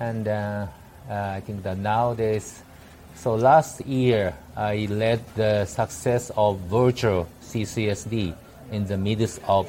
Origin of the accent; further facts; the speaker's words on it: Yokohama, Kanagawa, Japan; English is a second language; now in Tokyo, Japan; I was born in Yokohama. Yokohama is just next to Tokyo, and then I was also grown up in Yokohama City